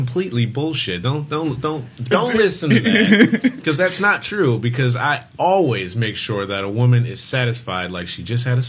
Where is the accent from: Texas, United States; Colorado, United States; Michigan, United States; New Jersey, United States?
Michigan, United States; Detroit; moved away; I'm from Detroit, not originally, but I grew up in Detroit